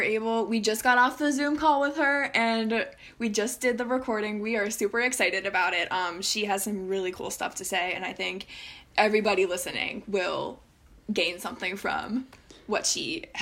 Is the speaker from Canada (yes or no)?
no; Baltimore, Maryland, United States; moved away as an adult; now in Philadelphia, United States; I'm originally from Baltimore, but I moved to the Philadelphia area about 5 years ago to attend Temple University.